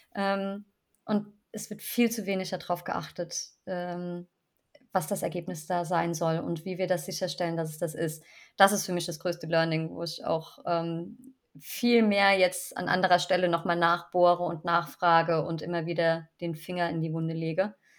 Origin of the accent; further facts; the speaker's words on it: Rhineland-Palatinate, Germany; ich bin ja wieder in meiner Heimat äh, in der Pfalz gelandet